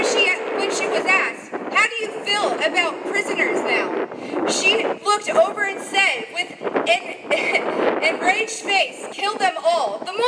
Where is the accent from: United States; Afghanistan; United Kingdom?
United States; Berkeley, California; The thing is, I escaped that mindset. I'm from Berkeley.